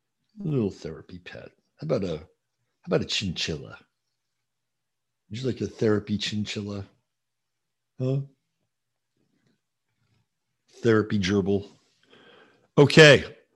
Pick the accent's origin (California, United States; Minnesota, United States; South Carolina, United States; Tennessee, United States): Tennessee, United States; Fayetteville; also born or lived in North Carolina; lived in North Carolina for 14 years. Fayetteville, that's where my son is going to go to college. I'm from Fayetteville, but the one in Tennessee.